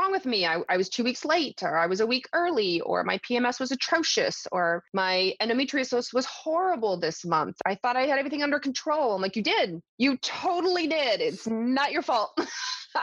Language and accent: English; the South, United States; I grew up in the South